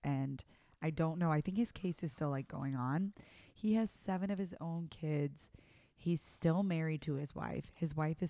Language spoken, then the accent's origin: English; the South, United States; I'm from the South, baby.